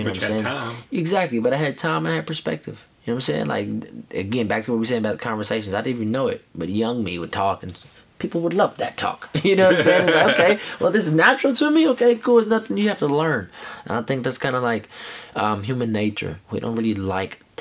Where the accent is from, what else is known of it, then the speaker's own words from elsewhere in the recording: Knoxville, Tennessee, United States; moved away; also born or lived in Chicago / Florida / New York; I'm from Knoxville, Tennessee